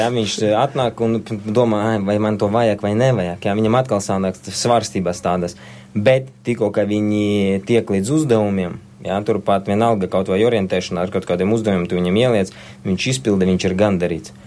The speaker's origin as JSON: {"language": "Latvian", "country": "Latvia", "tie": "born or raised there", "said": "Es piedzimu Latvijā. Es saku, tā ir mana zeme"}